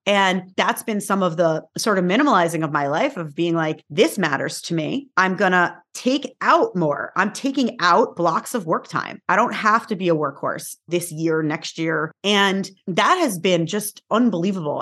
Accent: New York, United States; I am from New York, where is like mm-hmm. the hustle capital of like the universe

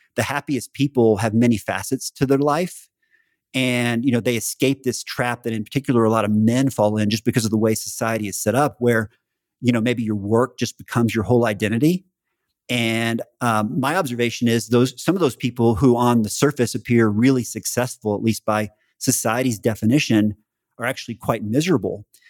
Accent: Central Texas, United States; moved away; growing up in Central Texas and staying in Texas most of my life

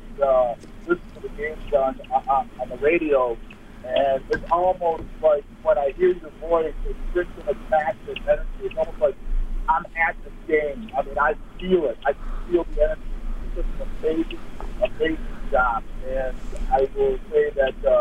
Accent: Amherst, New York, United States; also born or lived in Toronto, Canada; my family and I moved from Toronto, we grew up in Amherst.

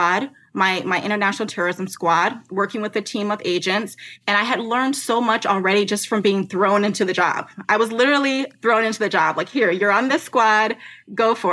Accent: United States; I'm from the United States. I've never lived overseas.

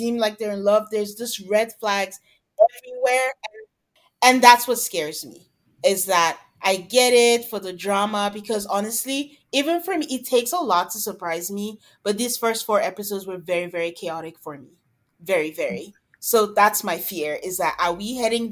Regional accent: Nigeria; moved away; I'm from Nigeria

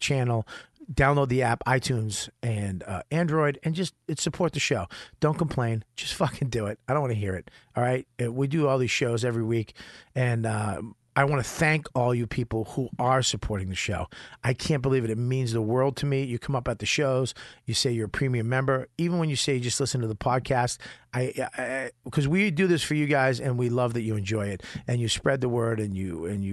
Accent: Beverly, Massachusetts, United States; Beverly, Massachusetts, my hometown

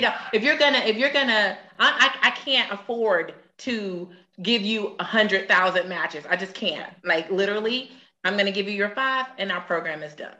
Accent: Atlanta, Georgia, United States; born or raised there

